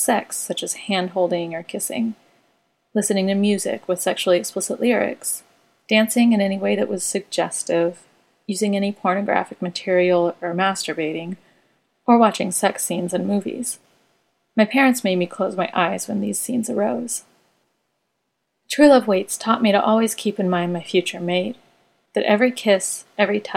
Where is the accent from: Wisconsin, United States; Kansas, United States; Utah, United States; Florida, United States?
Kansas, United States; Wichita; I grew up in Wichita, Kansas